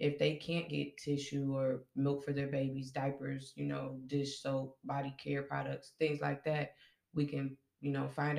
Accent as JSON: {"language": "English", "town": "Kenosha", "region": "Wisconsin", "country": "United States", "tie": "born or raised there"}